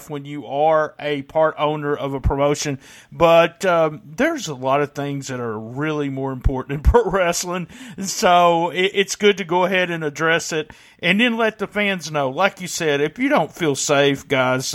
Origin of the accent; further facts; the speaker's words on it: Memphis, Tennessee, United States; I grew up in the Memphis area. As you can probably tell by my accent, I'm not from New York